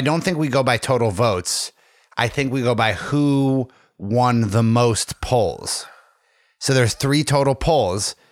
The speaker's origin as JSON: {"language": "English", "town": "Tunkhannock", "region": "Pennsylvania", "country": "United States", "tie": "born or raised there", "said": "The hometown carnival in Tunkhannock"}